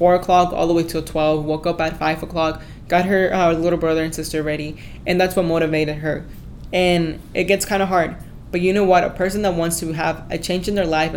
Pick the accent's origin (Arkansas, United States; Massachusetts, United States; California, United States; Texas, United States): Texas, United States; Grand Prairie; I am a graduate from Grand Prairie High School, and I am 18 years old at the moment.